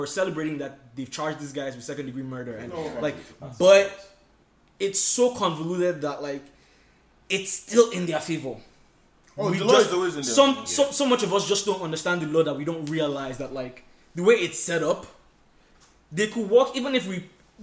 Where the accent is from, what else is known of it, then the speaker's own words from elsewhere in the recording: Nigeria; now in United States; I'm Nigerian